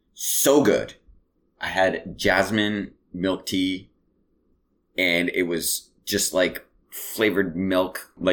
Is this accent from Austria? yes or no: no; Canada; they're like, oh, where are you from? And yeah. You're like, I'm from Canada.